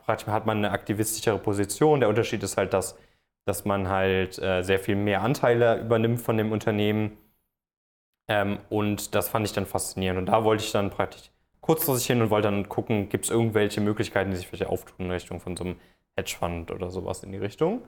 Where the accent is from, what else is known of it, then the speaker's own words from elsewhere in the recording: Cologne area, North Rhine-Westphalia, Germany; moved away as an adult; also born or lived in Frankfurt am Main; Ich, ich komme aus dem Kölner Raum, wollte da so ein bisschen, bisschen weg